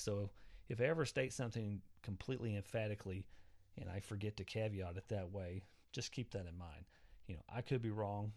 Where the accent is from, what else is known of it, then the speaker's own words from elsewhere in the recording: Southwest Oklahoma, United States; I come from Southwest Oklahoma. Uh, my parents are very traditional.